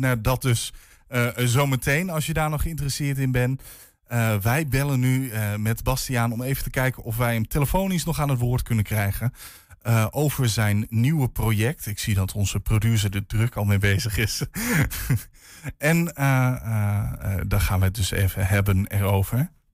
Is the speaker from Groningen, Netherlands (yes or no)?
yes; Groningen, Netherlands; ik kom zelf uit Groningen.